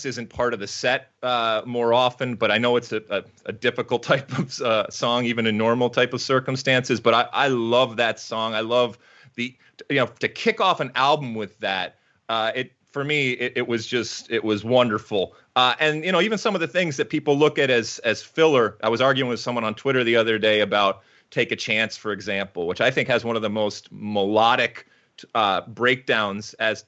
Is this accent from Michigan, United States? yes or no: yes; Detroit, Michigan, United States; I was growing up in Detroit and in the Midwest